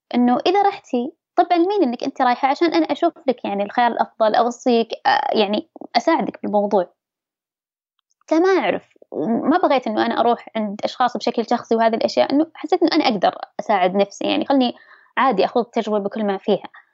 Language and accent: Arabic; Dammam, Eastern Province, Saudi Arabia; أنا من سكان أي منطقة قلت له بالدمام